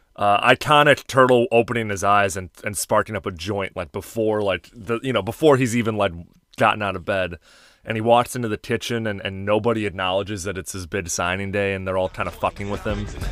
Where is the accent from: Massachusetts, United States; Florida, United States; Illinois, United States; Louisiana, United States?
Illinois, United States; Chicago; I grew up in Chicago